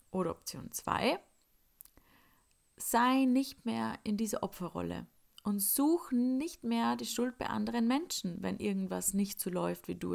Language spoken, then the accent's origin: German; Upper Austria, Austria; now in Salzburg, Austria; ich komme eigentlich aus Oberösterreich und lebe jetzt in Salzburg und an den Wochenenden fahre ich dann noch oft heim mit den Öffis.